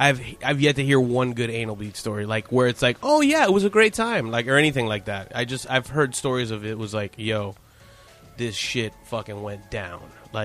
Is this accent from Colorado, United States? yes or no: no; Miami, Florida, United States; moved away; I'm originally from Miami